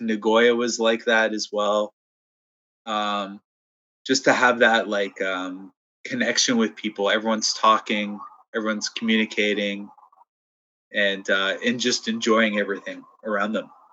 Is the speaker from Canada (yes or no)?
yes; Toronto, Ontario, Canada; I'm from Toronto, so I love my city